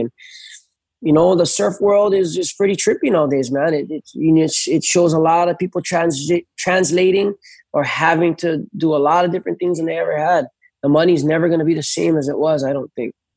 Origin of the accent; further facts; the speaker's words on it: North Shore, Oahu, Hawaii, United States; I grew up on the North Shore